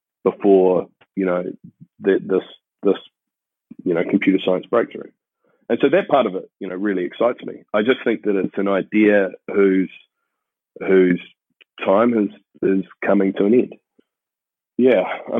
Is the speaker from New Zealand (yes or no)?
yes; New Zealand; moved away; I had the benefit, I guess, of growing up in New Zealand, where we consider ourselves like super uncorrupt